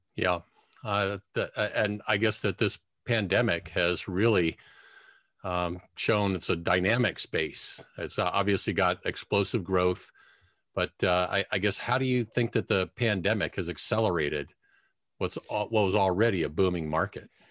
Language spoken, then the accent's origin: English; Cincinnati, Ohio, United States; I grew up in Cincinnati